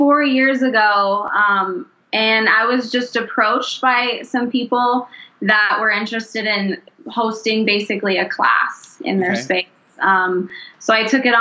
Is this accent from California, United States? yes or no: no; Wyoming, United States; moved away as an adult; now in Denver, United States; I grew up in Wyoming and been in Denver for next month it'll be 8 years.